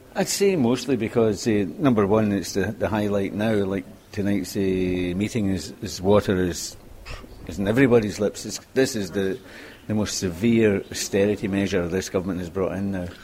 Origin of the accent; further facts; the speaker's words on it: Scotland, United Kingdom; moved away as an adult; now in Limerick, Ireland; I'm from Scotland